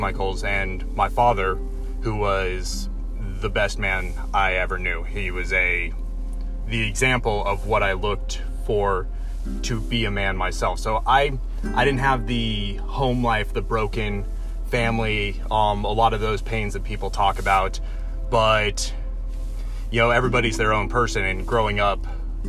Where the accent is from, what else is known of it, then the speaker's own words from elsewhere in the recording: Coos Bay, Oregon, United States; moved away as an adult; I grew up in Southern Oregon, small town called Coos Bay